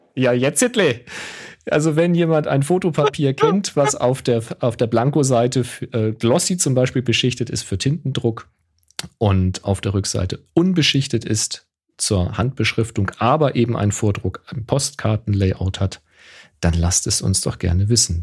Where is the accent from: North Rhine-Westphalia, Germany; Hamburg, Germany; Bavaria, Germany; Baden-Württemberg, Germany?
Hamburg, Germany; zu meiner Kindheit in Hamburg